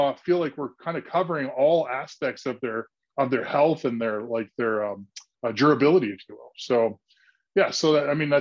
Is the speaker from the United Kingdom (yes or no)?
no; Canada; moved away as an adult; also born or lived in Aurelia (hometown, garbled); now in Los Angeles, United States; I played a lot of hockey growing up in Canada